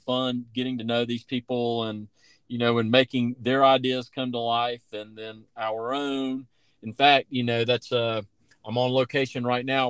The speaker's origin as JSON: {"language": "English", "town": "Tybee Island", "region": "Georgia", "country": "United States", "tie": "born or raised there", "also_born_or_lived": "Savannah, Georgia", "said": "I'm from Tybee Island, Georgia, man, and uh, and you know, I uh, I don't forget it and I went to Myers Middle School, Johnson High School"}